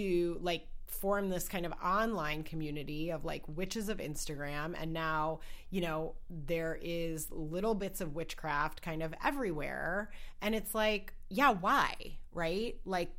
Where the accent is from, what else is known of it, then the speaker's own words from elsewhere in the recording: Wisconsin, United States; moved away; I'm originally from Wisconsin